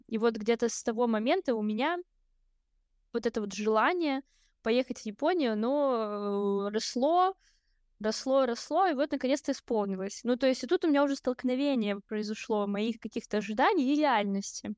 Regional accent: Kamchatka Krai, Russia; now in Saint Petersburg, Russia; Я родилась очень далеко, на Камчатке

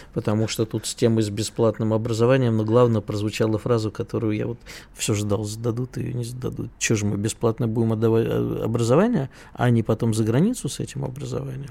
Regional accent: Moscow, Russia; как коренному москвичу

